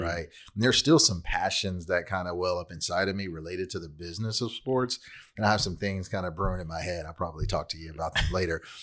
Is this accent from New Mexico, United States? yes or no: no; Long Beach, California, United States; now in Fort Worth, United States; originally from L A County. I grew up in Long Beach. Now I live in Fort Worth, Texas